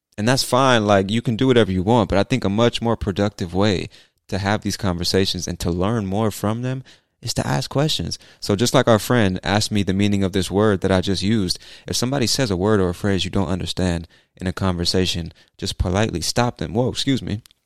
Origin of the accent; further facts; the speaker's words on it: California, United States; now in Georgia, United States; I'm from the U S, but I've lived in a bunch of different cities. So, I spent the first half of my life in California and the second half in Georgia.